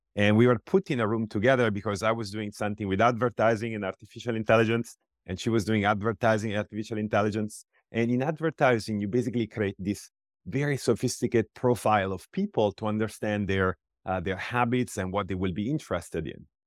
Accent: Pisa, Tuscany, Italy; moved away as an adult; also born or lived in Iowa City, United States; I come from Italy

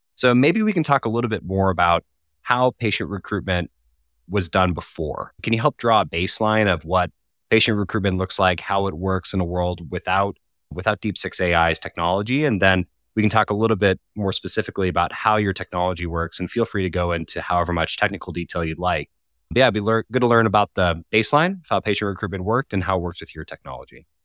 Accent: Colorado, United States; moved away as an adult; now in United Kingdom; I'm from Colorado, and I moved to the U K in twenty fifteen

